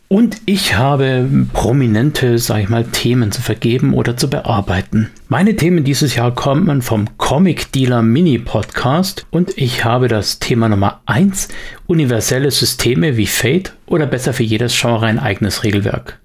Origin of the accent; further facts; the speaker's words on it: Swabia, Germany; bei uns im Schwabenland